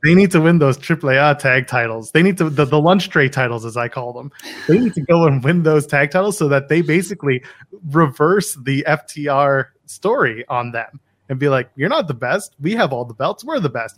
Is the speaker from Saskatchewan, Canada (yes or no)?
no; Ottawa, Ontario, Canada; now in Toronto, Canada; I grew up in Ottawa